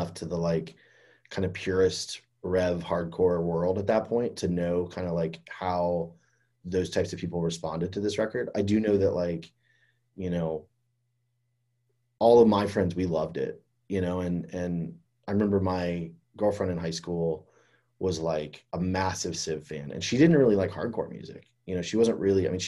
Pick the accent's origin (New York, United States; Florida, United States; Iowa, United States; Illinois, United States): Florida, United States; Fort Myers; I grew up in Florida too